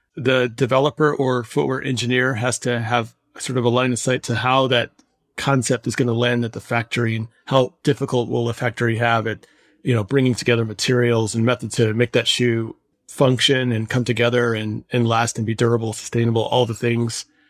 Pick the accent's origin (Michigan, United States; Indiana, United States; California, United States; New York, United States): Michigan, United States; I was growing up in the heart of big auto.